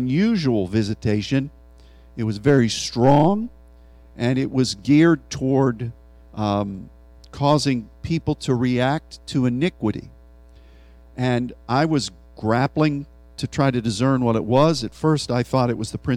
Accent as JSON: {"language": "English", "region": "Pennsylvania", "country": "United States", "said": "Philadelphia, one of the cities in my home state"}